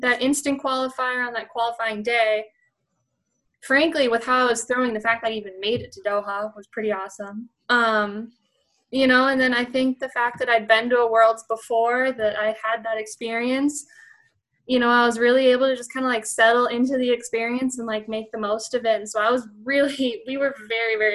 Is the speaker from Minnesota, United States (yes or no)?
yes; Minnesota, United States; moved away as an adult; also born or lived in Arizona; now in Fargo, United States; I'm from Minnesota